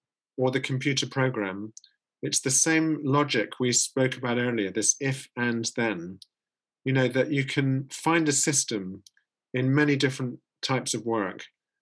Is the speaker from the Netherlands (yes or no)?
yes; Netherlands; English is a second language; You can hear my accent. We went to a Silicon Valley closer to home in the Netherlands, to a city called Eindhoven.